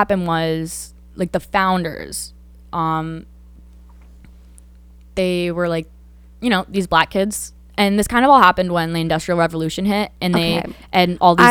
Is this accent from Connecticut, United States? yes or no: yes; Danbury, Connecticut, United States; I grew up in Danbury, Connecticut. Biggest high school in Connecticut, diverse as fuck. We have like 50 different languages being spoken.